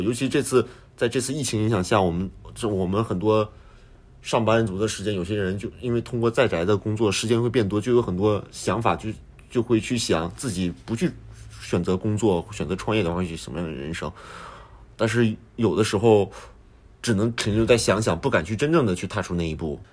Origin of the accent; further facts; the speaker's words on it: northern China, China; now in Japan; 我们在北方长大的孩子，很多家长都是有这个期待，希望孩子有一个好的学历